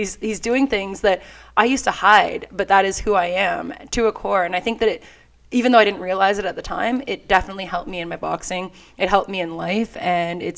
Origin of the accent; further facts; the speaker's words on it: Canada; we're, you know, hockey and all here in Canada